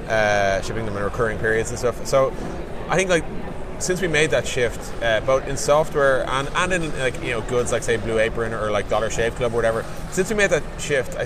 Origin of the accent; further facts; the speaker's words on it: Dublin, Leinster, Ireland; I'm from Dublin, Ireland